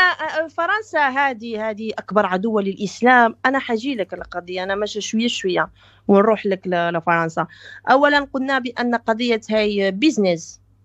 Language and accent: Arabic; Belgium; also born or lived in Morocco; انا ترعرعت في بلجيكا درست من الحضانه الى الجامعه في بلجيكا